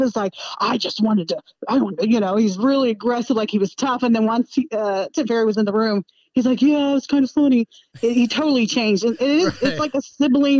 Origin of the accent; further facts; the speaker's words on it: Utah, United States; I'm from Utah